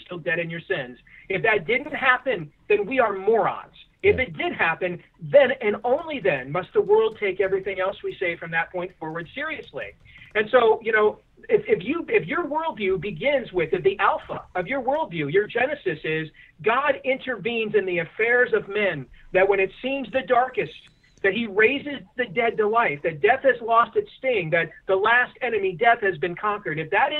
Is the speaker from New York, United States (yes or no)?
yes; New York, United States; also born or lived in Boston; because I live on the East Coast and I'm from New York and Boston and I went to St. Anthony's, I'm Catholic.